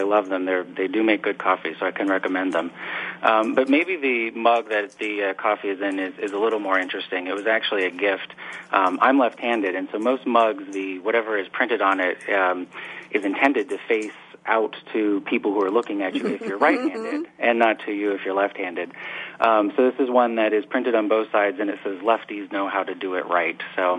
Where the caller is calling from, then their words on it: Chicago, Illinois, United States; I am in Chicago today for a change. Home.